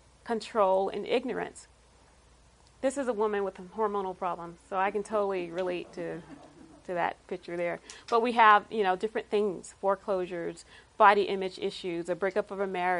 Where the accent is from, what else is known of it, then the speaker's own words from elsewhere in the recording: South Carolina, United States; moved away as an adult; also born or lived in Los Angeles area, California; now in San Diego, United States; I grew up in South Carolina